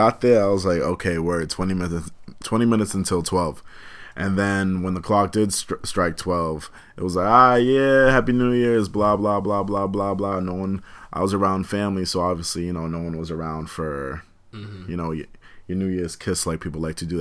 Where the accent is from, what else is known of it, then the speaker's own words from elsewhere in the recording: Malden, Massachusetts, United States; moved away; my hometown of Malden